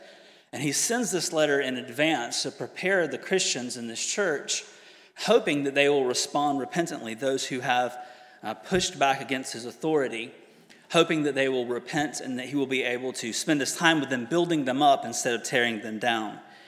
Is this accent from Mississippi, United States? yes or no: no; Georgia, United States; moved away as an adult; now in St Andrews, United Kingdom; and our teenage kids came with me over a few years ago to do postgraduate work here in the UK. We're from Georgia in the States